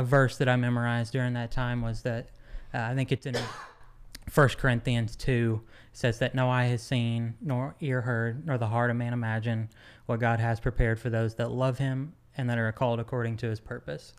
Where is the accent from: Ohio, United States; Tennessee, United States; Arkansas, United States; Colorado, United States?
Arkansas, United States; Van Buren; also born or lived in Dallas, Texas; growing up in Van Buren, Arkansas